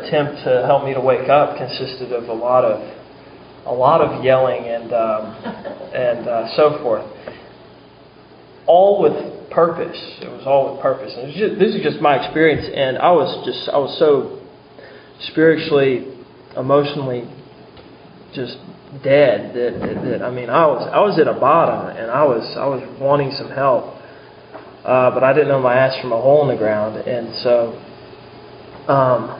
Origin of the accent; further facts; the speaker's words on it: Charleston, South Carolina, United States; I was from Charleston, South Carolina